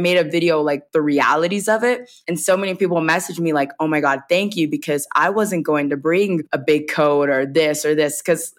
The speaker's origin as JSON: {"language": "English", "region": "the South", "country": "United States", "said": "And I come from the South. So everyone, it's like storytelling is really big in the South"}